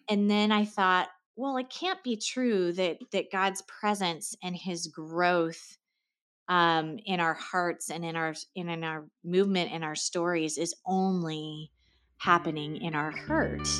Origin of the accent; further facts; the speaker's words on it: Seattle, Washington, United States; moved away as an adult; also born or lived in Los Angeles, United States; now in Connecticut, United States; I grew up in Seattle